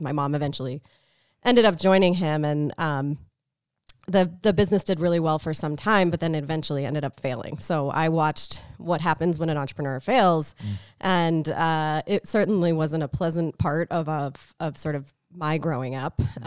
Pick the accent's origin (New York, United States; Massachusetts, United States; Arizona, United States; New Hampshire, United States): Arizona, United States; Tucson; moved away; also born or lived in Boston; I grew up in Tucson, so small city